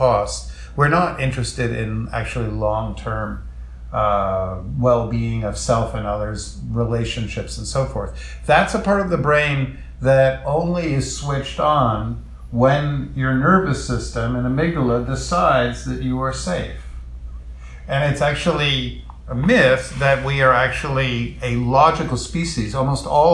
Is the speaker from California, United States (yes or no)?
no; New York City, New York, United States; I'm a Jew from the Lower East Side